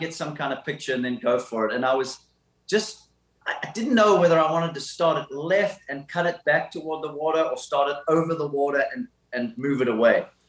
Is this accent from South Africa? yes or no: yes; Somerset West, Western Cape, South Africa; I had an amazing childhood growing up in South Africa in an awesome town called Somerset West